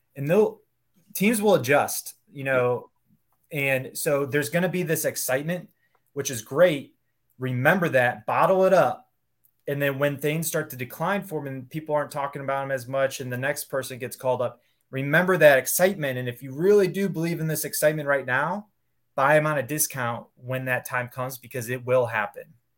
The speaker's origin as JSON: {"language": "English", "region": "Ohio", "country": "United States", "tie": "born or raised there", "also_born_or_lived": "Cincinnati, Ohio", "moved": "yes", "said": "I grew up in Ohio, went to school at Cincinnati"}